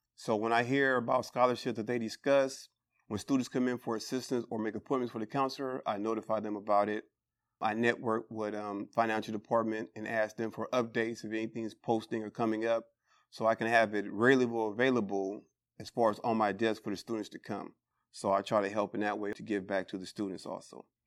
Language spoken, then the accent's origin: English; Bay Area, California, United States; born and raised in the Bay Area